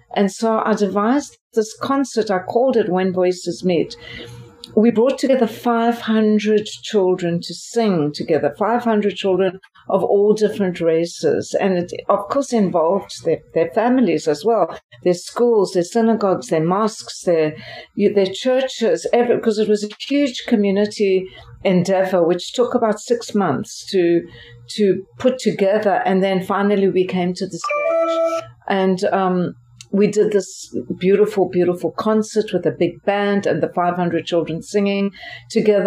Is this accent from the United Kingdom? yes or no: no; Port Elizabeth, Eastern Cape, South Africa; moved away as an adult; also born or lived in Durban, South Africa / Philadelphia, United States; now in United States; my hometown, as you mentioned, is Port Elizabeth